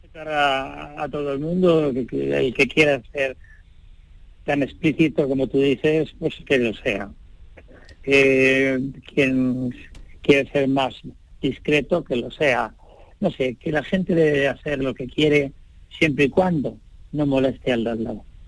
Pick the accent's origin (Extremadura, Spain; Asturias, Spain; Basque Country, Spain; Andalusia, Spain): Andalusia, Spain; Linares; moved away; Yo soy andaluz, nací andaluz